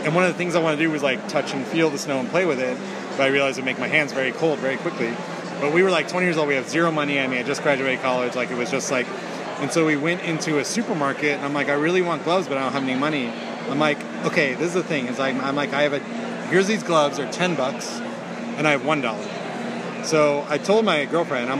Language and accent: English; San Francisco Bay Area, California, United States; I grew up in the San Francisco Bay Area